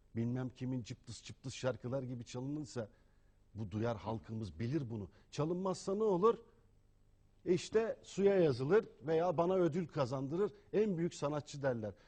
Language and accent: Turkish; Turkey; Türk'üm, Müslümanım